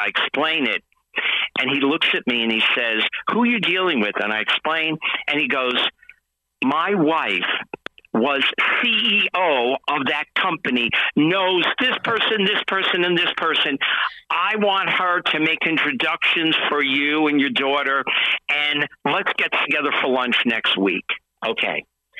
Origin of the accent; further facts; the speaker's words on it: New York, United States; moved away; "Your accent." And then we started talking. "Oh, you're from New York originally." "Oh, yeah, I'm from New York."